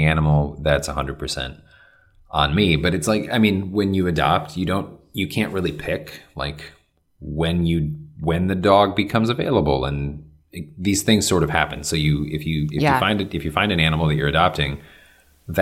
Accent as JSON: {"language": "English", "region": "Michigan", "country": "United States", "tie": "born or raised there", "moved": "yes", "said": "my hometown in Michigan"}